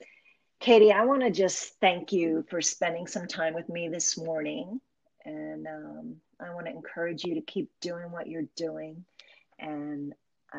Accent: Easton, Pennsylvania, United States; now in Lebanon, United States; my hometown is actually Easton, Pennsylvania

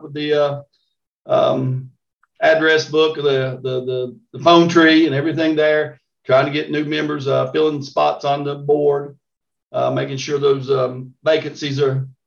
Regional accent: Southwest Virginia, United States; I grew up actually about 200 yards from where I live now.

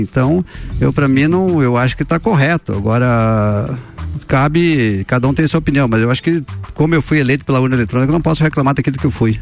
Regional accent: Cerrito, Santa Catarina, Brazil; no Cerrito minha terra natal

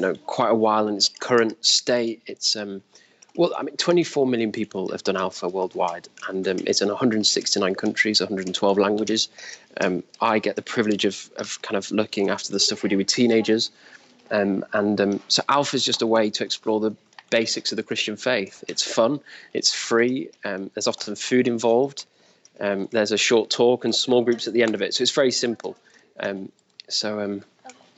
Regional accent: Wigan, North West England, United Kingdom; also born or lived in York; now in London, United Kingdom; I'm from Wigan, which is in between Manchester and Liverpool. I'm currently living in London.

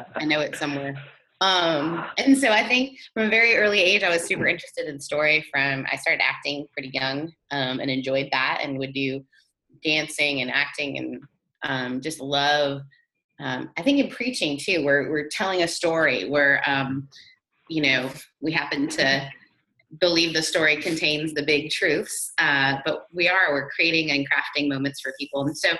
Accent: Canada; accent: Brethrenadian; also born or lived in Mississippi; My mother is British. I grew up in Canada, and then I moved to Mississippi. So I'm British Southern Canadian. So I'm Brethrenadian.

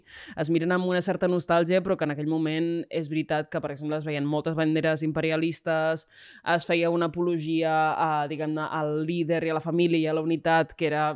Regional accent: Calella, Catalonia, Spain; jo vinc de Calella de la Costa

